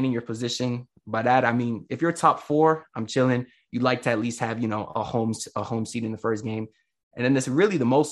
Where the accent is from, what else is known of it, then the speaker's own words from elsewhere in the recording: Broward, Florida, United States; I'm from Broward